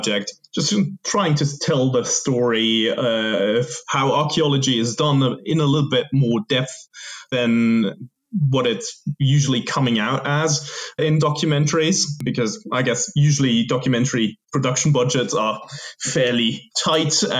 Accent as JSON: {"language": "English", "country": "Switzerland", "moved": "as an adult", "said": "I never spent much more than 3 months in my home country"}